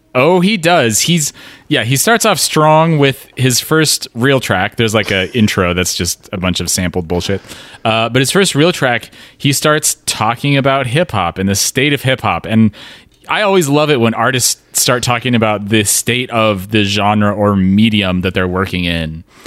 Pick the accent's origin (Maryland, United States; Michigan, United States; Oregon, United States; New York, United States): Oregon, United States; I also grew up in Oregon in a smaller town